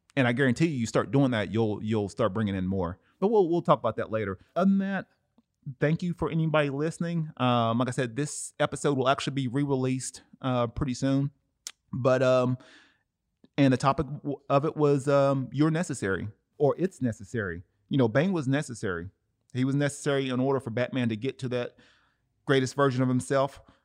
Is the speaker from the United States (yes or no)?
yes; Cleveland, Tennessee, United States; music producer in my hometown, Cleveland, Tennessee